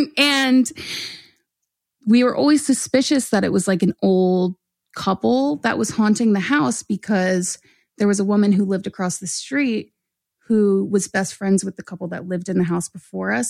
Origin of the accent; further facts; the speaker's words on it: Orland, Pennsylvania, United States; I grew up in Montgomery County, so I grew up in a town called Orland